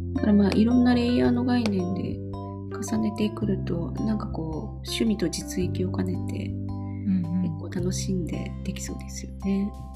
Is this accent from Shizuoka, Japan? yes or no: yes; Numazu, Shizuoka, Japan; now in Tokyo, Japan; 今東京なんですけど私の出身地は沼津静岡県の沼津市